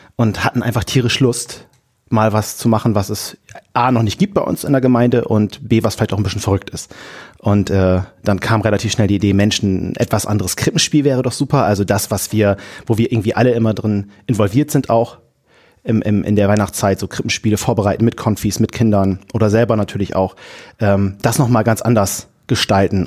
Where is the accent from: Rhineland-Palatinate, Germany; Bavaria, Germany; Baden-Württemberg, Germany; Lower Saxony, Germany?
Lower Saxony, Germany; Wilhelmshaven; komme aus dem tiefsten Friesland-Wilhelmshaven